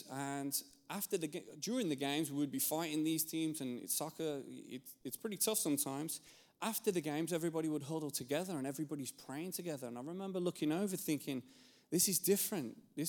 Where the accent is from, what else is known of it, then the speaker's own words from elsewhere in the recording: England, United Kingdom; moved away; I'm from England, and I grew up there, and growing up in England